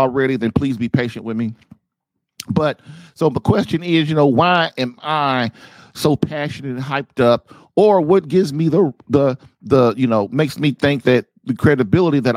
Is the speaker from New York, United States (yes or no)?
no; Indianapolis, Indiana, United States; moved away as an adult; also born or lived in Guam / Nebraska / Texas; moving my bride and my family to my hometown of Indianapolis, Indiana